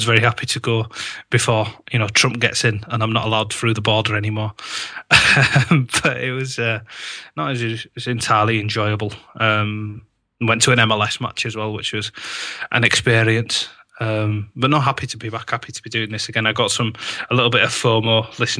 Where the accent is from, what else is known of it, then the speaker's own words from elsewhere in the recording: Yorkshire and the Humber, United Kingdom; I'm very happy to be home. I get a bit homesick if I'm away from Yorkshire for more than a fortnight